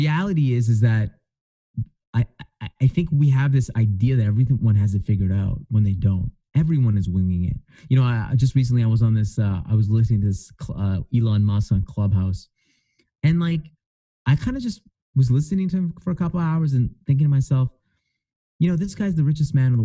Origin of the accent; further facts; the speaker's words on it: Edmonton, Alberta, Canada; I'm from Edmonton